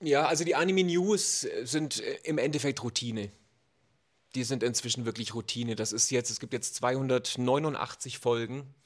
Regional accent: Germany; bei uns in Deutschland

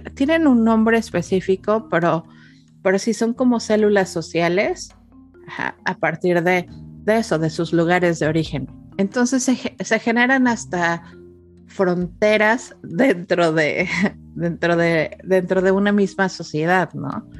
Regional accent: Mexico; now in Canada; los mexicanos, nuestro siguiente layer. Somos latinos

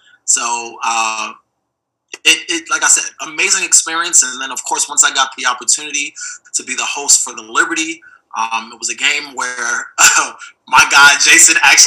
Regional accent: New York, United States; moved away as an adult; now in Los Angeles, United States; I'm from New York, fashion capital of the world

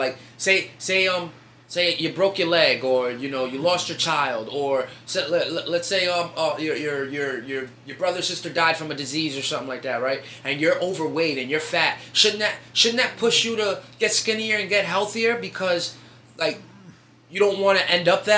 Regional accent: New York City, New York, United States; New Yorkers

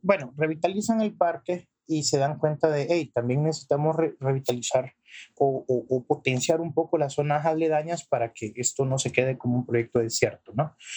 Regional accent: El Salvador; soy salvadoreño

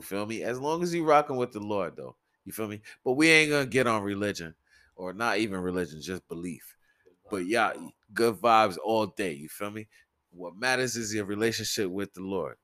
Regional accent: New York City, New York, United States; I'm from the Bronx, from Soundview Projects

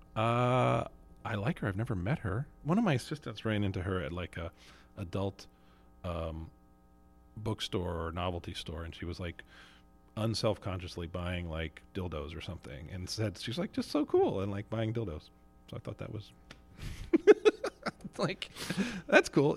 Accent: New Jersey, United States; moved away as an adult; I grew up in North Jersey

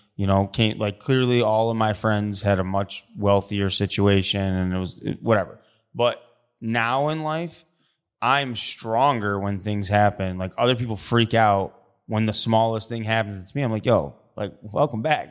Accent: Syracuse, New York, United States; I grew up in Syracuse

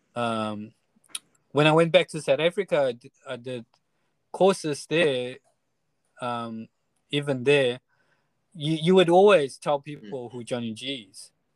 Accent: Taiwan; we're from Taiwan and our experience was from Taiwan

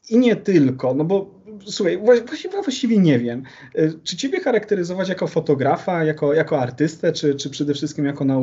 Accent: Konin, Greater Poland, Poland; jesteśmy z tego samego miasta? Z Konina? Tak jest.

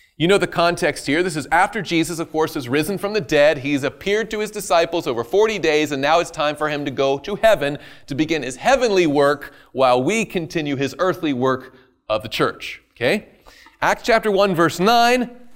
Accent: the South, United States; I'm from the South

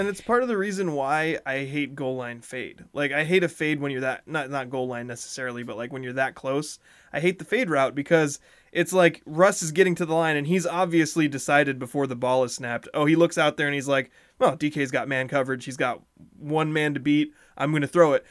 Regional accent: Montesano, Washington, United States; I'm from Monty

